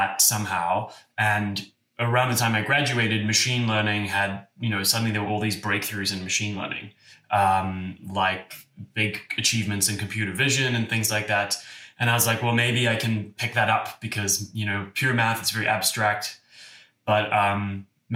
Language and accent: English; Cape Town, Western Cape, South Africa; moved away as an adult; now in San Francisco, United States; I grew up in Cape Town